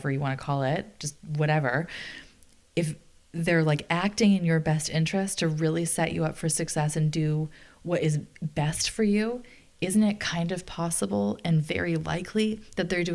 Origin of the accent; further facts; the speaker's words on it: Canada; I'm Canadian